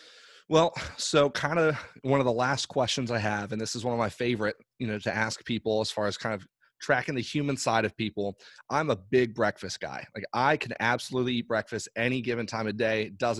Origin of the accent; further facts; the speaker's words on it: Ireland; I grew up overseas in Ireland. My parents are missionaries over there.